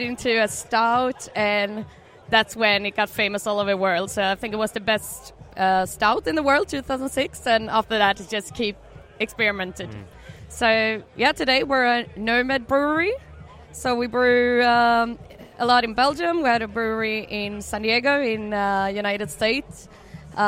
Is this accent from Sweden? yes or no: yes; Karlstad, Värmland, Sweden; moved away as an adult; now in Stockholm, Sweden; I'm from Karlstad, just like you. Moved to Stockholm about 5 years ago